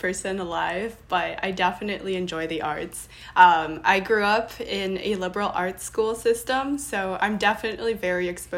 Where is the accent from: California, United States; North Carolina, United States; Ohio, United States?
California, United States; Los Angeles; I was born and raised in Los Angeles, and I'm Taiwanese American